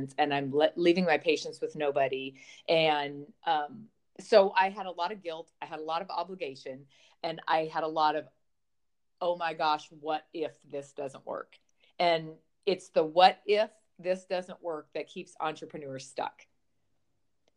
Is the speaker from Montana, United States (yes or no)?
yes; Montana, United States; I grew up on a dairy farm in the middle of Montana